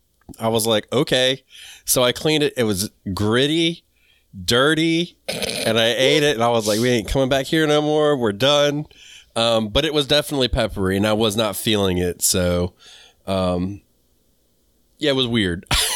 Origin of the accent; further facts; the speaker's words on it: the South, United States; dude, this is how I am from the South. We call everybody ma'am.